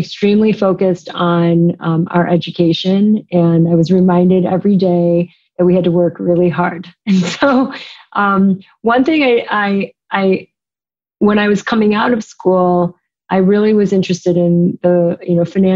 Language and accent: English; Chicago, Illinois, United States; moved away as an adult; also born or lived in East Coast; I am from Chicago. And I, during my time at the firm, moved back to Chicago